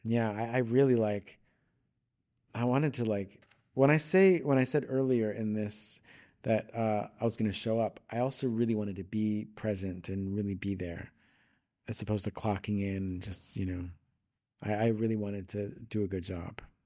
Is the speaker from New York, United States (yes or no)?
yes; Long Island, New York, United States; moved away as an adult; now in Los Angeles, United States; I grew up on Long Island, New York